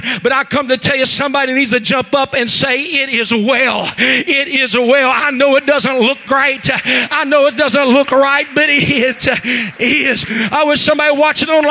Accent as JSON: {"language": "English", "region": "West Virginia", "country": "United States", "accent": "West Virginia", "moved": "yes", "lives_now": "Zanesville, United States", "said": "I'm from West Virginia. Could you not hear that West Virginia in there?"}